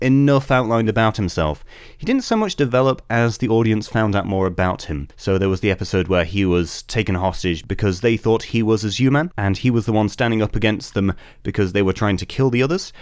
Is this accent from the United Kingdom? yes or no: yes; United Kingdom; we're British.